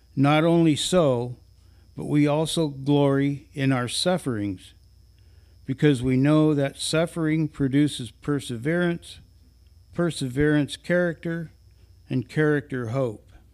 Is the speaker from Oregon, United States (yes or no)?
yes; Northwest Oregon, United States; Many of us were born and raised in Northwest Oregon, where as teenagers and younger, we picked strawberries and other crops for summer employment